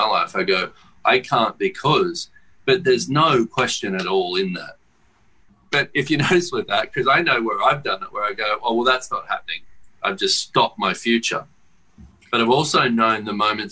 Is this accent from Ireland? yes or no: no; Australia; I come from Australia and I have to fly fucking 20 hours to get there